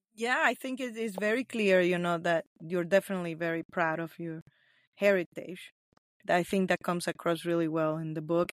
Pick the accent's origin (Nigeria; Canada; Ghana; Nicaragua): Nicaragua; first language Spanish; English is a second language; moved away; also born or lived in Los Angeles; I'm from Nicaragua. So that's where I was born.